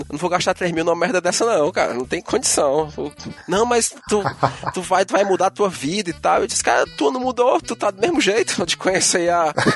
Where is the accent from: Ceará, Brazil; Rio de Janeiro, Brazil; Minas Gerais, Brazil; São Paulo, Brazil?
Ceará, Brazil; eu sou do Ceará